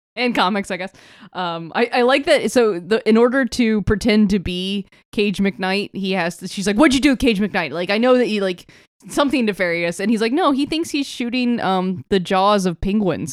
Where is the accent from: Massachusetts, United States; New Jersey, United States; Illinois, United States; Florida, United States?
Florida, United States; growing up in Florida